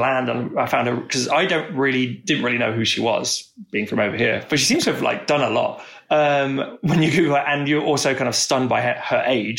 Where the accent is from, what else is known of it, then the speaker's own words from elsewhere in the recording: United Kingdom; Look, I'm British.